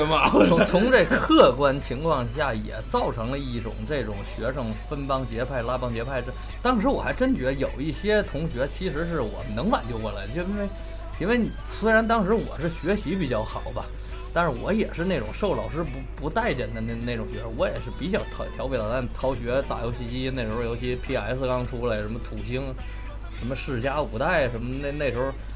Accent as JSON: {"language": "Chinese", "town": "Shenyang", "region": "Liaoning", "country": "China", "tie": "born or raised there", "moved": "yes", "lives_now": "Beijing, China", "said": "我们老家沈阳也有嗯，就是学校边上有避风塘"}